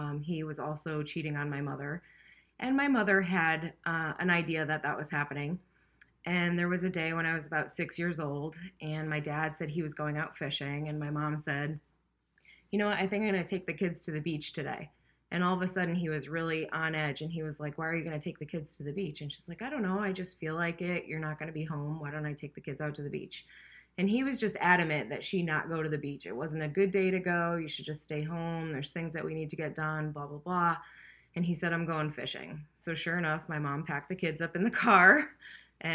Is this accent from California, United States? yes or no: no; Hartford, Connecticut, United States; I grew up in Hartford